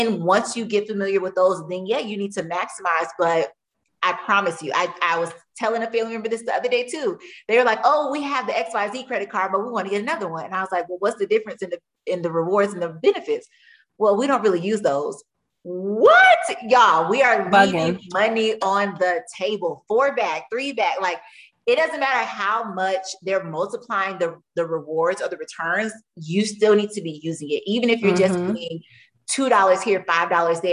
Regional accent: Tampa, Florida, United States; I'm from Tampa

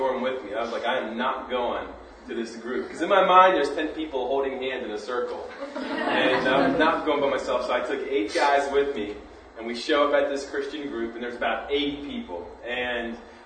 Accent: near Gettysburg, Maryland, United States; I grew up on the Pennsylvania-Maryland border by Gettysburg, just on the Maryland side

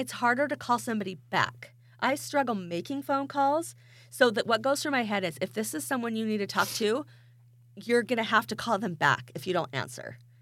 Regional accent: Idaho, United States; I am from Idaho

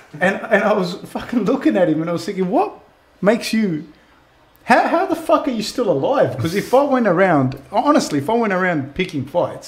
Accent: Sydney, New South Wales, Australia; I grew up in South West Sydney

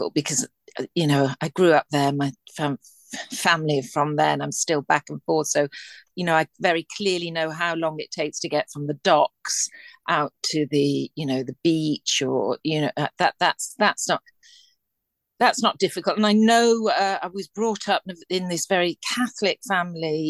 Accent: Liverpool, North West England, United Kingdom; I'm from Liverpool

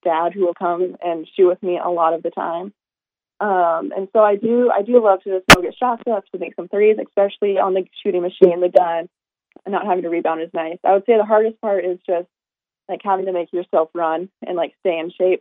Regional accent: Montana, United States; moved away as an adult; now in Sacramento, United States; I'm from Montana

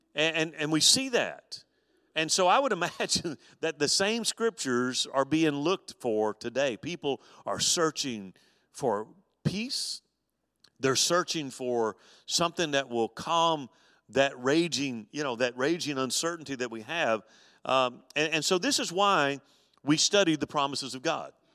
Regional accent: Mobile, Alabama, United States; when I was a boy growing up on the Gulf Coast with my, my dad

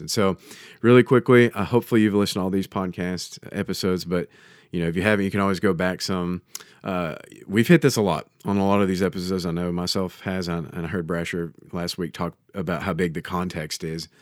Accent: United States; as an American

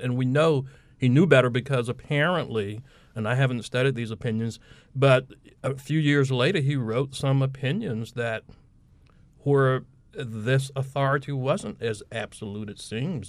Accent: Plymouth, North Carolina, United States; I'm an Eastern North Carolina native. I'm from Plymouth, Washington County

